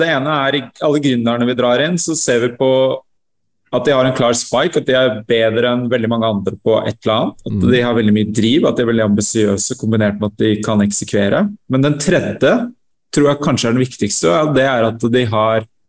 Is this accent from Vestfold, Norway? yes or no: yes; Sande, Vestfold, Norway; moved away as an adult; Jeg vokste opp i Sande, Vestfold